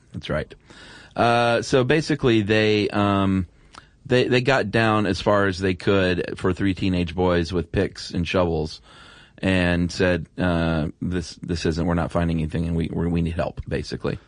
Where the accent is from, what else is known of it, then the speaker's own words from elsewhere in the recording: the South, United States; I was from the South